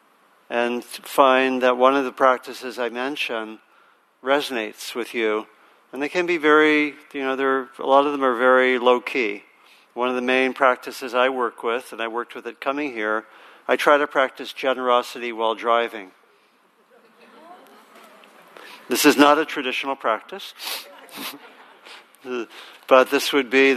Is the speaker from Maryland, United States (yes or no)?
yes; Maryland, United States; moved away; also born or lived in Virginia; I grew up in Maryland and my parents moved to Virginia